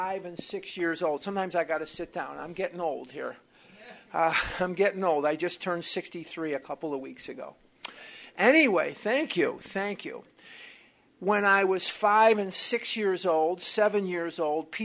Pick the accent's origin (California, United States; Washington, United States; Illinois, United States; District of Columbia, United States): Illinois, United States; Chicago; now in Scottsdale, United States; I'm born and raised in Chicago, Illinois